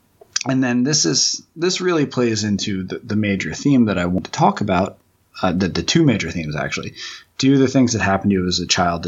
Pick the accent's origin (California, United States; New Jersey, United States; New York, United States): New Jersey, United States; Jersey Shore; also born or lived in Flemington, New Jersey; I grew up on the Jersey Shore, not where the Guidos live, but like the real Jersey Shore. But I went out to high school in western New Jersey